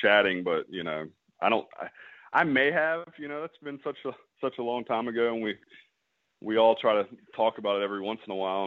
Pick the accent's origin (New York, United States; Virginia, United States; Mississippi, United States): Mississippi, United States; I'm from Mississippi also